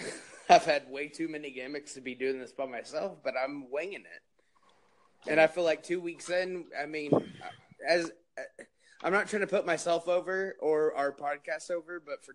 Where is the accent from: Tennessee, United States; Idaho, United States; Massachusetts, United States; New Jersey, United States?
New Jersey, United States; Don't put over the Garden State if you don't have to, even though it is my home state.